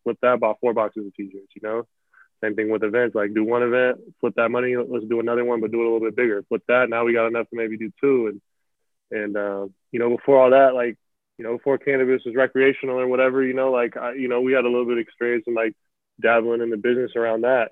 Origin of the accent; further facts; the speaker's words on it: Central Washington, United States; also born or lived in Memphis, Tennessee / Portland, Oregon; now in Seattle area, United States; I grew up in like Central Washington